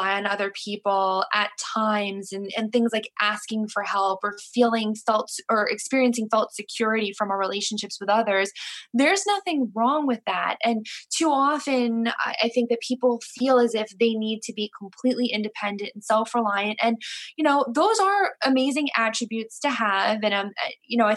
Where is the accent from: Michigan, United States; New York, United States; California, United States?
New York, United States; I'm from New York, and we pretty much communicate, we pretty much travel and rely on, you know, the subway system